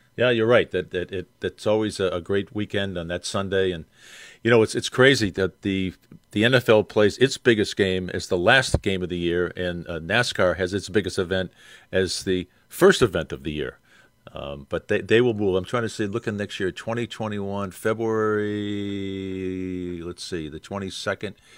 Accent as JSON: {"language": "English", "town": "Boston", "region": "Massachusetts", "country": "United States", "said": "I'm from Boston"}